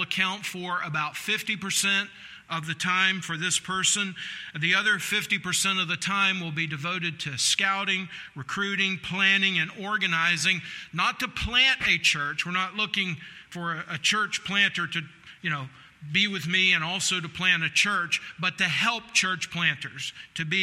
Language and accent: English; Pickens, South Carolina, United States; now in Ohio, United States; I'm from Pickens, South Carolina